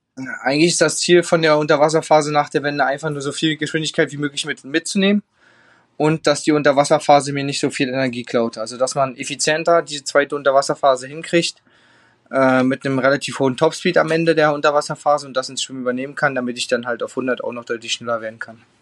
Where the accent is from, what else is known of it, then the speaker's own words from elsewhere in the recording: Germany; bei uns in Deutschland